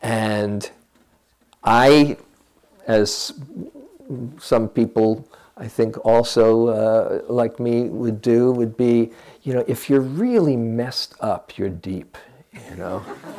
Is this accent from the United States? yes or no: yes; California, United States; I'm from the Bay Area, you know.